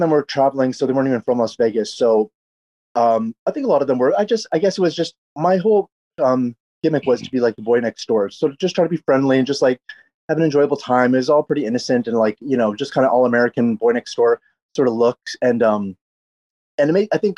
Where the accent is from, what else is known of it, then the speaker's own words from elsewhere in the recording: Canada; now in Los Angeles, United States; I grew up in Canada